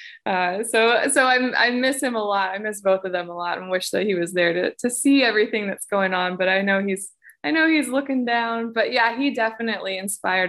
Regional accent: Nashville, Tennessee, United States; growing up in Nashville and hearing storytelling in that music

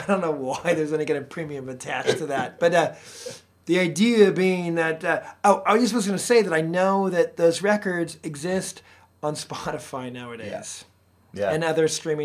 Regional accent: Los Angeles, California, United States; my hometown, Los Angeles.

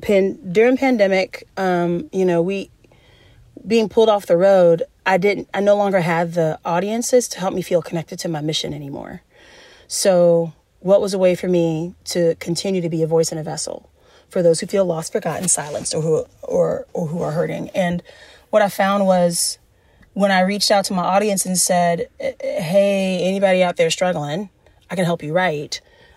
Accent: the South, United States; I grew up in the South, so I'm also a very kind Southern woman

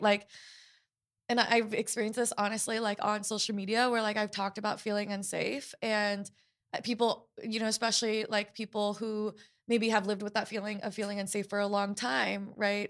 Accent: Portland, Oregon, United States; I was growing up in Portland, Oregon

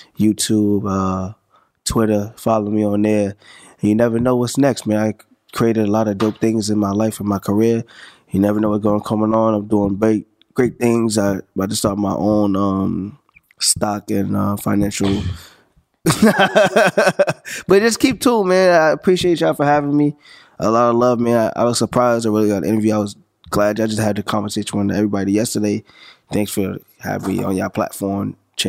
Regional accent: St. Albans, New York, United States; …, I'm from St. Albans, you know what I'm saying?

